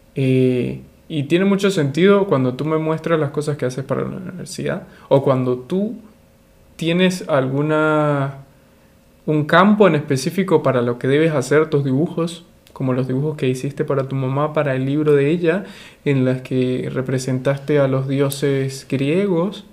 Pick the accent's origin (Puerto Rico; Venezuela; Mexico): Venezuela; de Venezuela